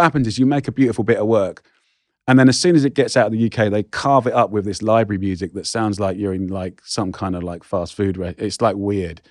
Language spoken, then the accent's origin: English; England, United Kingdom